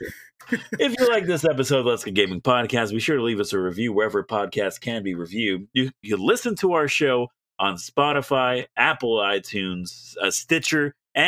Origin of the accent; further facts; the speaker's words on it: Canada; As a Canadian, Chicago, I don't Illinois.